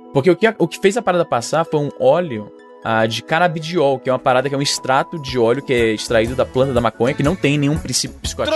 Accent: Fortaleza, Ceará, Brazil; eu sou de Fortaleza

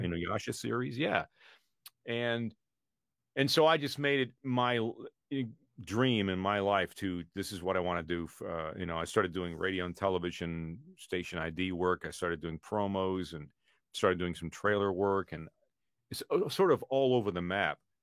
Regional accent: Canada; now in United States; I was born in Canada.

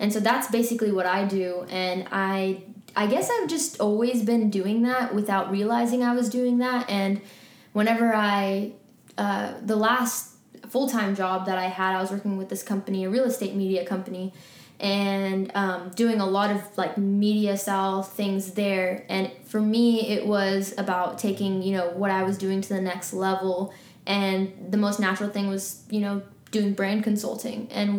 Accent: New York, United States; also born or lived in Lahore, Pakistan; So long story short, I was born in New York, and I lived quite a few places. Spent a lot of my childhood in New York. I lived in Pakistan for almost 2 years in Lahore

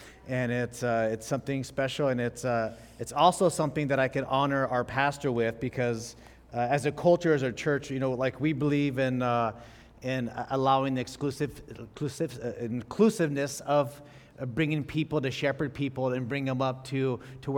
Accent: Fresno, California, United States; I was born and raised in Fresno, California.

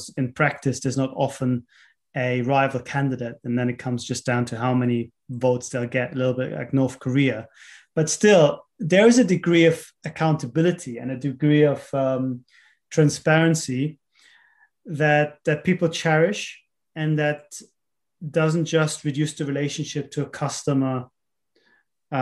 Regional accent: Munich, Bavaria, Germany; I was born in Munich

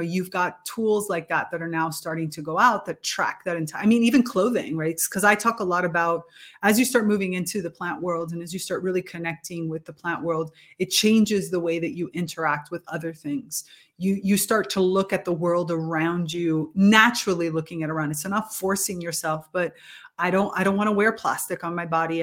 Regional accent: Miami, Florida, United States; moved away as an adult; now in Italy; Growing up in South Florida, in Miami

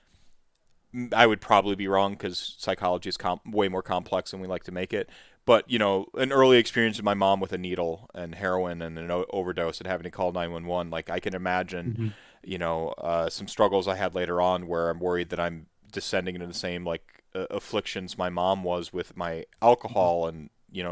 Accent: United States

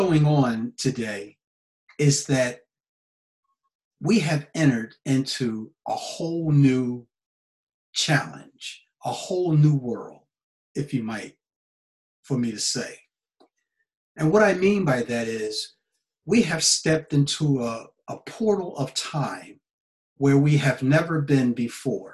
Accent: United States; now in Japan; I'm an American citizen living in Japan.

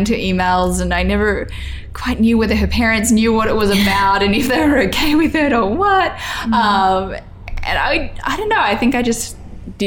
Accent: Grafton, New South Wales, Australia; moved away as an adult; also born or lived in Lismore, New South Wales / Coffs Harbour, New South Wales; growing up in Grafton with a population of about 17,000

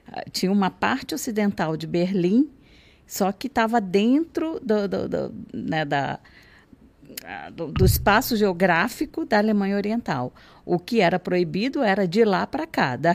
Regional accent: Nova Iguaçu, Rio de Janeiro, Brazil; Eu, eu nasci em Nova Iguaçu, foi lá que eu fui à escola.

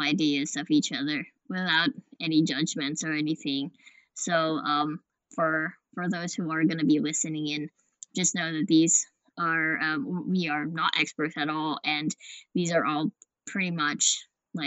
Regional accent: Western Australia, Australia; we are from Australia, Western Australia

